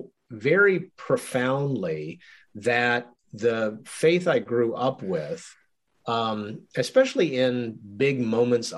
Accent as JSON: {"language": "English", "region": "Arkansas", "country": "United States", "tie": "born or raised there", "said": "So I grew up in Arkansas."}